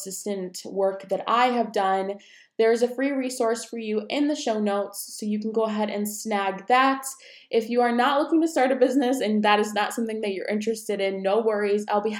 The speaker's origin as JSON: {"language": "English", "region": "New York", "country": "United States", "also_born_or_lived": "Colorado Springs / Wisconsin", "said": "I am 22 years old. I am originally from New York. My dad is military, so we moved around. So I've lived in, obviously, New York, Colorado Springs, and Wisconsin. And now I am in Virginia with my husband."}